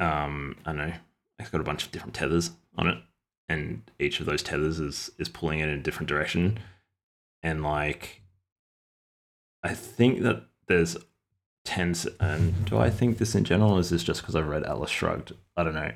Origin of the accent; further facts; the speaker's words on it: Australia; I'm an Australian